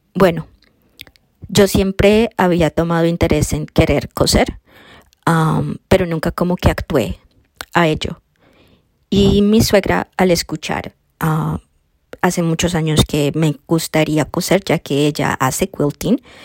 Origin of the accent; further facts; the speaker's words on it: Colombia; moved away as an adult; also born or lived in Florida, United States; now in Wisconsin, United States; soy colombiana. Ah, yo llegué a los Estados Unidos a los 18 años de edad